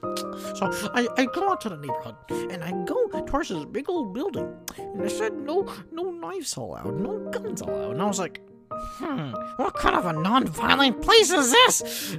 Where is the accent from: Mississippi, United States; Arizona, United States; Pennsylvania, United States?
Mississippi, United States; I didn't want to leave Mississippi because that was my home state. Why the hell would I want to leave my home state? It's where I grew up.